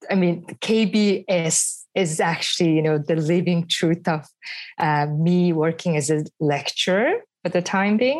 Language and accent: English; Mongolia; now in Melbourne, Australia; I'm originally from Mongolia.